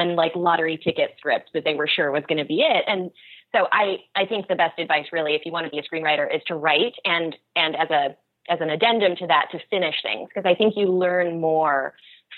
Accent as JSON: {"language": "English", "region": "Oregon", "country": "United States", "also_born_or_lived": "Los Angeles", "said": "I'm actually from Oregon"}